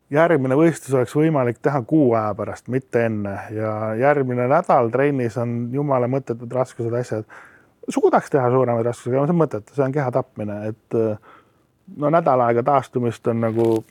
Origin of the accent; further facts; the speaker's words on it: Estonia; also born or lived in Australia; ma olen ju eestlane